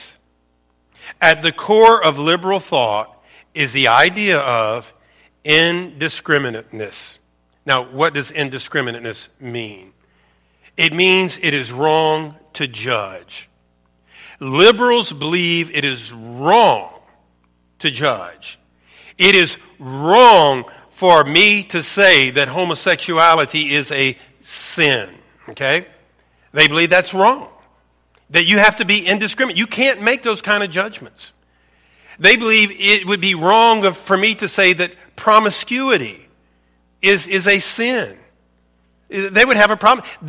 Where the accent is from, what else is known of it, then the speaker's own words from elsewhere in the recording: Louisiana, United States; I was born and raised in Louisiana, grew up an LSU fan